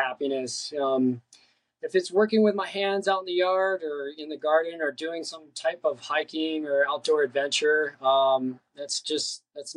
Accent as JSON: {"language": "English", "region": "Colorado", "country": "United States", "tie": "born or raised there", "also_born_or_lived": "California", "moved": "yes", "lives_now": "Long Beach, United States", "said": "I was born here in California, but lived most of my life in Colorado. I was a mountain boy"}